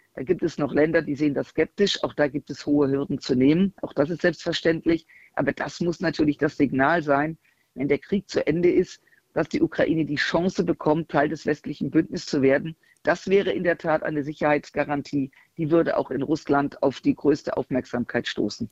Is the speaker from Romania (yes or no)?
no; Germany; als Deutsche